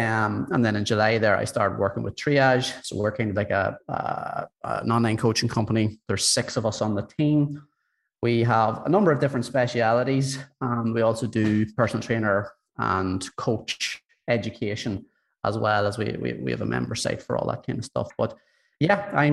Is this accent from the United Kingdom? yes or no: no; County Monaghan, Ulster, Ireland; now in Dublin, Ireland; I'm from Monaghan originally, County Monaghan, but I'm living in Dublin at the moment